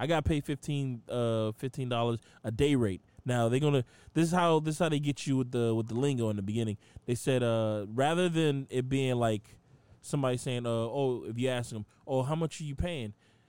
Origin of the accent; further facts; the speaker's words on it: Boston, Massachusetts, United States; accent: Boston; My Boston fucking accent. I'm really from Boston, you guys.